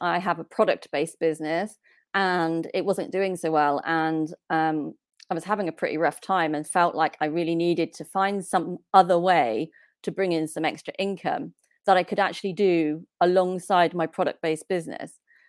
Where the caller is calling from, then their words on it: South West England, United Kingdom; So I am in the UK in a place called Cornwall, which is right down the bottom of the UK. Very nice area.